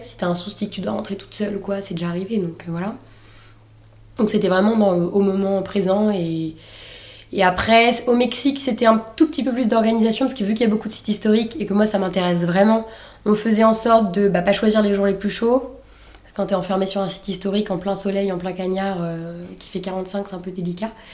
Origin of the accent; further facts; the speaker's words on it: Saint-Nazaire, Pays de la Loire, France; Je suis née à Saint-Nazaire, dans le 44